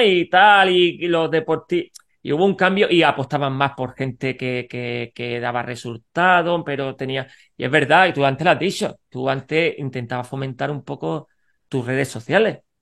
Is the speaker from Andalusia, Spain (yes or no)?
yes; Granada, Andalusia, Spain; soy de Granada